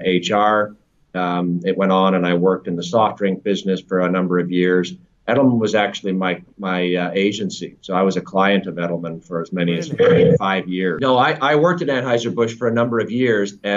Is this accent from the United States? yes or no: no; Canada; moved away as an adult; also born or lived in Toronto / Europe; now in London, United Kingdom; I'm a Canadian living in London. I've been in the UK for almost 10 years, in Europe for the better part of 15